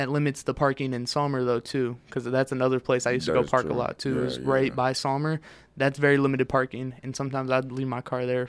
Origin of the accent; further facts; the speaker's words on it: Detroit, Michigan, United States; I'm from Detroit, in Mexican town, their Mexican food goes crazy.